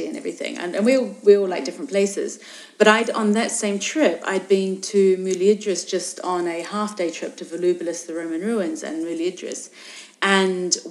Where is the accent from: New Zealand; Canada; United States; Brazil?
New Zealand; also born or lived in England; now in Morocco; I'm originally from New Zealand, but I was in England